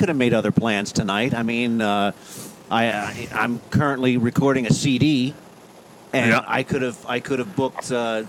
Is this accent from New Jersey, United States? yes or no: no; Pennsylvania, United States; now in Florida, United States; I'm from Pennsylvania, so I grew up with Philly cheesesteaks.